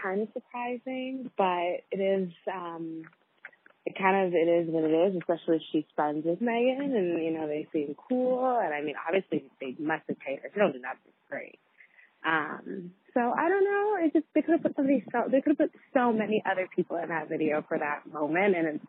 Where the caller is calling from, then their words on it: River, British Columbia, Canada; I'm calling from River, BC, Canada.